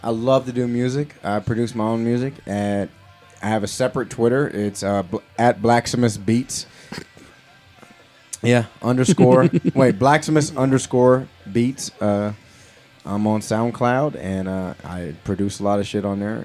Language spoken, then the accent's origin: English; Los Angeles, California, United States; also born or lived in Orange County; I grew up living in Los Angeles and then moving out to Orange County